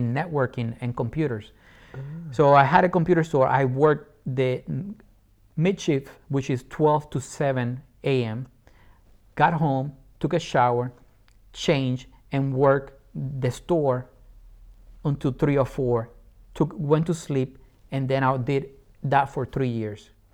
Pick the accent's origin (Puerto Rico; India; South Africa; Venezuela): Puerto Rico; English is a second language; moved away as an adult; also born or lived in England; Born and raised in Puerto Rico, I love my island.